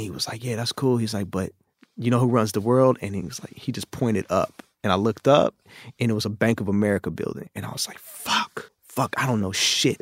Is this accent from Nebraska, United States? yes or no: no; Oakland, California, United States; moved away as an adult; also born or lived in China; the chaos in my early life growing up in Oakland